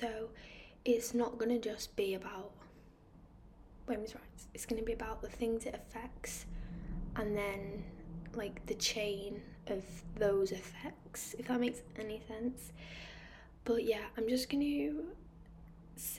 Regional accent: United Kingdom; also born or lived in Manchester; So I am from the United Kingdom. I live in Manchester, which is in the northwest.

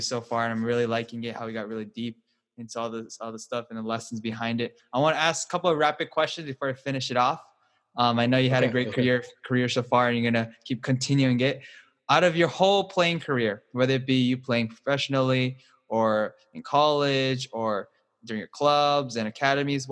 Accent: Hawaii, United States; I'm from Hawaii, right? I'm actually from Hawaii

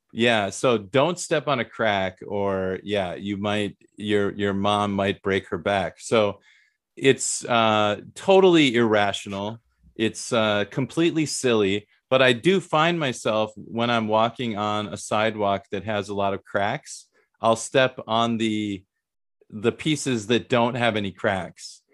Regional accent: Midwest, United States; I'm from the Midwest

